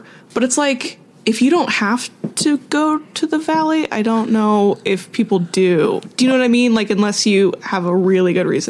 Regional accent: Whittier, California, United States; I'm not from Northridge. I was born and raised in Whittier, California.

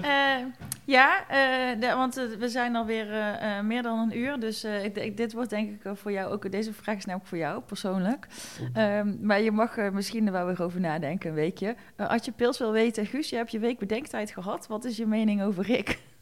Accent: Eindhoven, North Brabant, Netherlands; ik kom natuurlijk uit Eindhoven

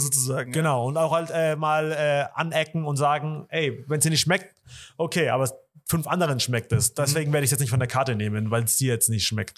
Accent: Germany; Wir sind ja hier in Deutschland geboren und aufgewachsen

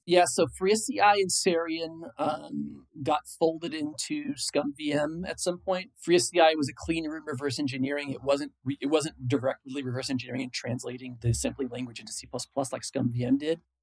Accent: Illinois, United States; moved away as an adult; also born or lived in San Francisco Bay Area; I grew up in Illinois. I moved to the San Francisco Bay Area in 1997.

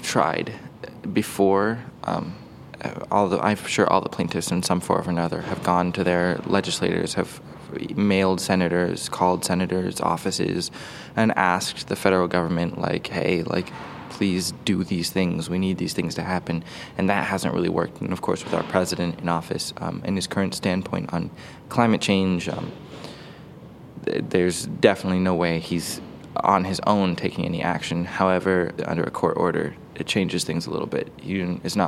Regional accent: Seattle, Washington, United States; I'm 18 years old from Seattle, Washington.

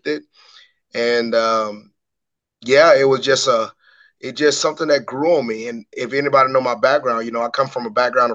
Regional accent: Macon, Georgia, United States; my hometown of Macon, Georgia

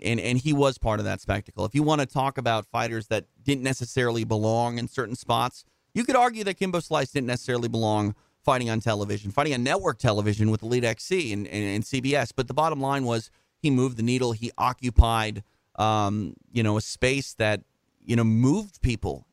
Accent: Midwest, United States; now in Los Angeles, United States; I'm from the Midwest.

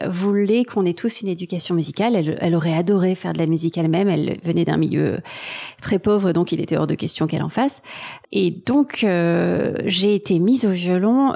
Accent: Marseille, Provence-Alpes-Côte d'Azur, France; also born or lived in Taiwan / Berlin, Germany; now in Paris, France; j'ai grandi à Marseille, pas dans la Pinède, pas loin de, pas loin de la mer

